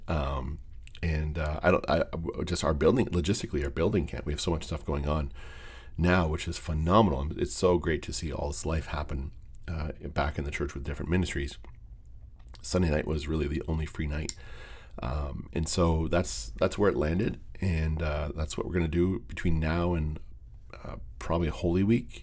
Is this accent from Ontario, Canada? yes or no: yes; Windsor, Ontario, Canada; moved away; Windsor It's a very soft spot for me. It's, uh, it's my hometown. It's where I was born, where I was raised